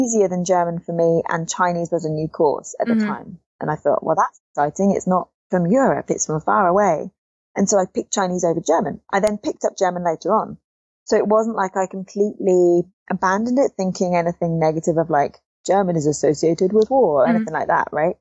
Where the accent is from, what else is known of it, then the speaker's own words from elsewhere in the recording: England, United Kingdom; Ich bin Englisch